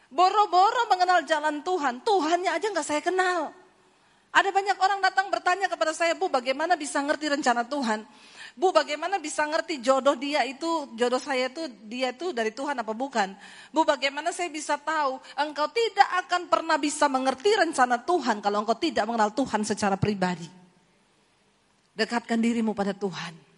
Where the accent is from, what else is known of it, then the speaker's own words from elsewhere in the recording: Poso, Central Sulawesi, Indonesia; Saudara, saya ini dari Sulawesi, saya lahir di Poso.